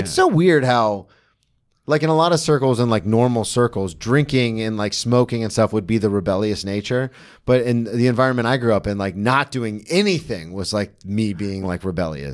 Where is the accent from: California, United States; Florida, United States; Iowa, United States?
Florida, United States; Daytona Beach; I grew up in Daytona